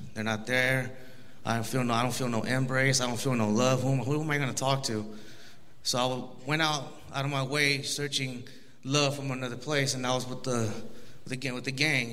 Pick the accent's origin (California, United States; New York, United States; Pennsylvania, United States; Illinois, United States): California, United States; Los Angeles; I was born in Los Angeles, California, 1987.